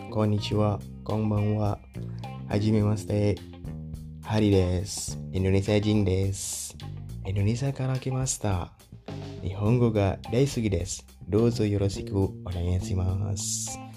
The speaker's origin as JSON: {"language": "Indonesian", "country": "Indonesia", "said": "Saya …, Indonesia Jing Des. Orang Indonesia, Indonesia Karakimasta. Saya dari Indonesia, Nihongo ga daisuki des, Saya suka bahasa Jepang."}